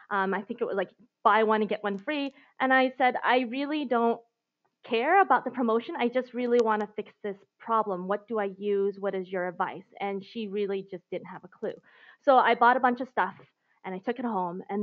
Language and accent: English; Seattle, Washington, United States; moved away as an adult; also born or lived in Beijing / Hong Kong / Taiwan / Singapore; I've been abroad for the last 15 years and I recently just moved back to the US. So before that, after growing up in Seattle, um, going to school there, going to college there, I moved to Asia. So I've been uh, living in Beijing, Hong Kong, Taiwan, and Singapore